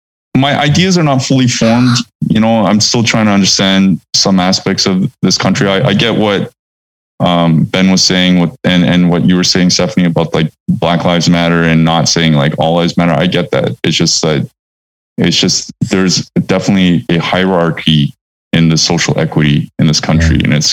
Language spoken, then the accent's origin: English; Vancouver, British Columbia, Canada; And I say, I'm from Vancouver.